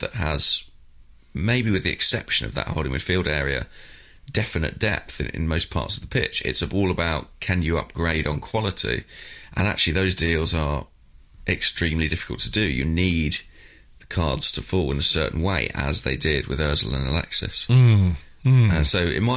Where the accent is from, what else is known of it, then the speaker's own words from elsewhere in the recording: Borehamwood, East of England, United Kingdom; I am from Boreham Wood